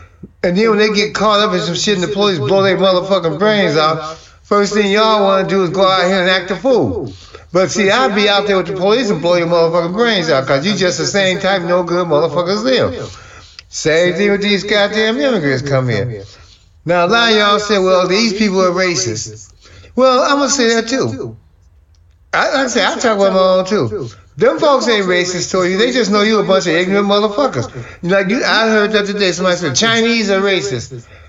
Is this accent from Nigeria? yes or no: yes; Nigeria; And I'm from Nigeria and I got good grades.